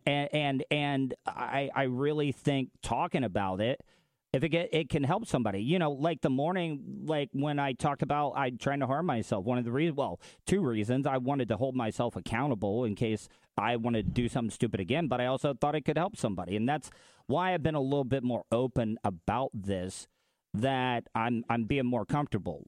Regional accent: the South, United States; as a man growing up in the South

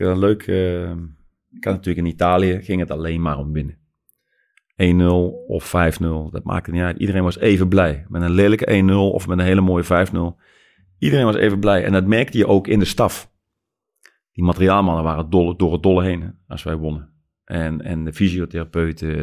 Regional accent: Netherlands; als Nederlanders

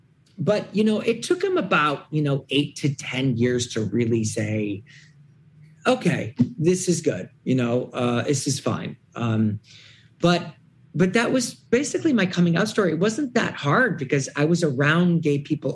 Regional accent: Detroit, Michigan, United States; Detroit, Michigan.

